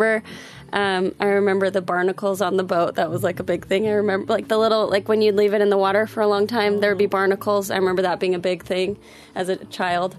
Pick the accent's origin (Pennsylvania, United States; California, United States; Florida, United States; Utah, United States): Utah, United States; Salt Lake City; we grew up in Salt Lake City, Utah